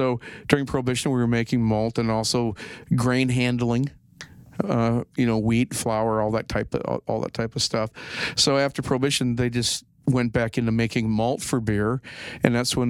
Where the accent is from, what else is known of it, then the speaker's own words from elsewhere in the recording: Minneapolis, Minnesota, United States; I grew up in Minneapolis.